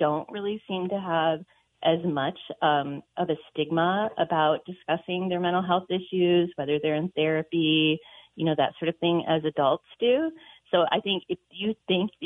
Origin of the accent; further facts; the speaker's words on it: Midwest, United States; now in Montana, United States; I grew up in the Midwest in the 80s